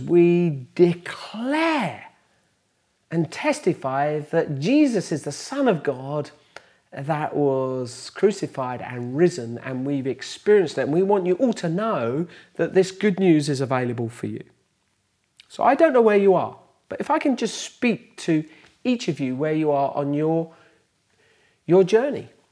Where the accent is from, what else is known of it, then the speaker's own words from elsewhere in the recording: Bedford, East of England, United Kingdom; in the lanes outside Bedford, my hometown